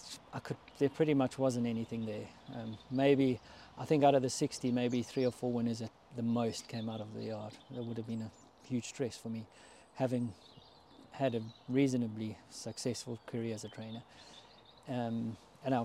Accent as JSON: {"language": "English", "country": "South Africa", "said": "being a South African"}